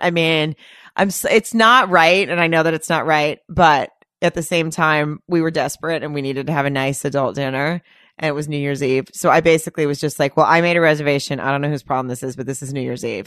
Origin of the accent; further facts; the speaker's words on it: Arkansas, United States; we were in the South. We were in Arkansas